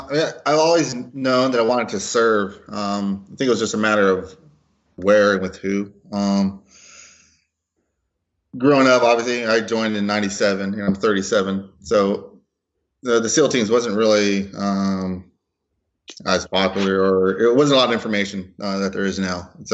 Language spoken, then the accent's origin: English; Los Angeles, California, United States; I kind of went through your standard Hispanic pipeline in Los Angeles. I was born and raised in Los Angeles.